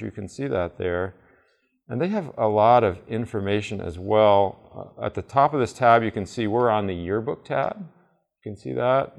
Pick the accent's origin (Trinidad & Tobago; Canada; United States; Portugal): United States; Vermont; I grew up in Vermont.